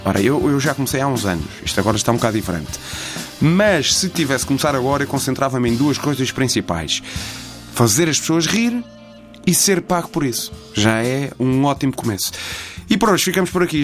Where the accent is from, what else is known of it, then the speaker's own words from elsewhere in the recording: Vila Nova de Gaia, Norte, Portugal; eu não sou do Porto, eu sou de Gaia